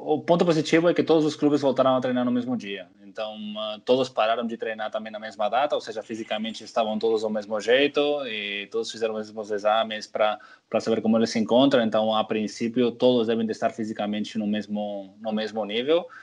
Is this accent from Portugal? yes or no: no; Barcelona, Catalonia, Spain; moved away; eu cresci em Barcelona